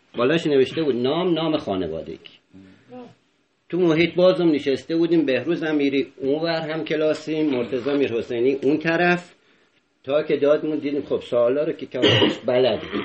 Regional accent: Isfahan, Iran; بچه اصفهان

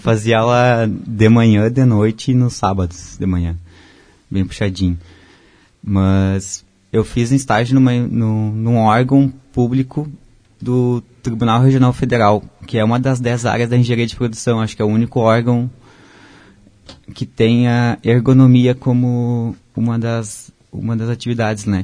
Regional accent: Porto Alegre, Rio Grande do Sul, Brazil; moved away as an adult; also born or lived in Blumenau; Eu sou de Porto Alegre

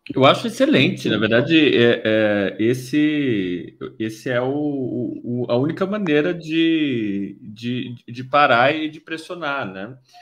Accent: São Paulo, Brazil; moved away as an adult; now in Porto Alegre, Brazil; sou de São Paulo, vim para Porto Alegre faz dois anos

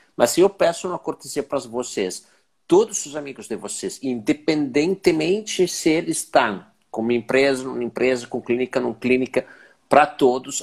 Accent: Italy; now in Brazil; eu sendo que sou italiano

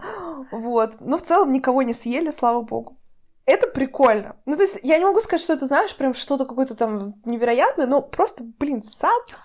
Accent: Russia; у нас в России

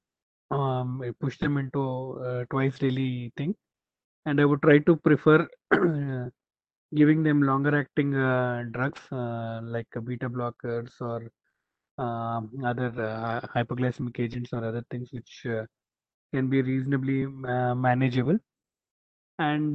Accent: Hyderabad, Telangana, India; Being born and brought up in Hyderabad

